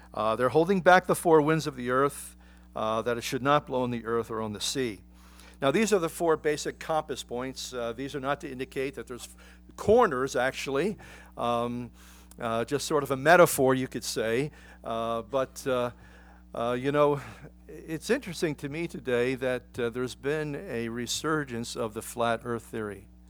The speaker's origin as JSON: {"language": "English", "town": "Philadelphia", "region": "Pennsylvania", "country": "United States", "tie": "born or raised there", "moved": "yes", "said": "I grew up in Philadelphia"}